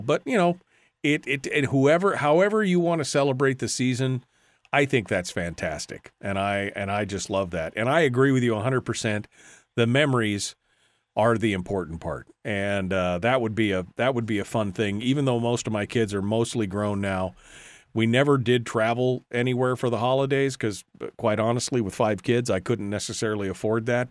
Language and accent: English; Fairbanks, Alaska, United States; we'd have a big family party where the extended family, aunts and uncles and cousins and stuff would come when I lived in Fairbanks